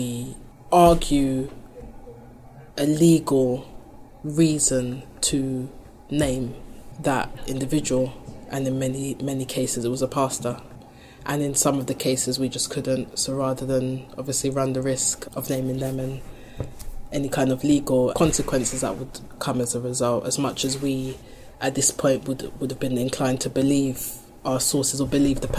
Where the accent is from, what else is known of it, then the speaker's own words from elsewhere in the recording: London, United Kingdom; where I come from, and you know, that's in the city, London, I grew up in Brixton